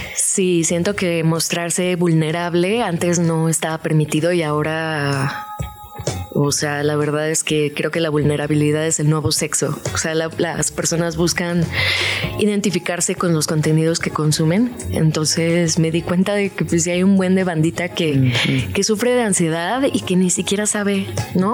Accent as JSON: {"language": "Spanish", "town": "Los Cabos", "region": "Baja California Sur", "country": "Mexico", "moved": "yes", "lives_now": "Mexico City, Mexico", "said": "Soy de Los Cabos, Baja California"}